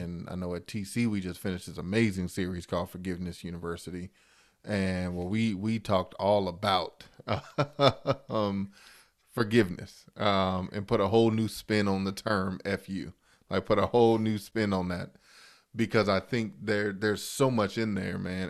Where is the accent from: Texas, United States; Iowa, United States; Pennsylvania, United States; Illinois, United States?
Illinois, United States; Chicago; I grew up in Chicago